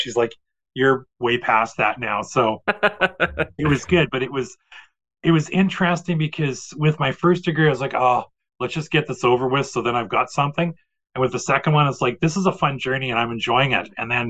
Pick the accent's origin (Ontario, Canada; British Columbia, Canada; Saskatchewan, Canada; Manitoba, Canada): Manitoba, Canada; Portage la Prairie; I came from Portage, which has a population of 13,000, and I think the U of M at that time had a population of 25,000.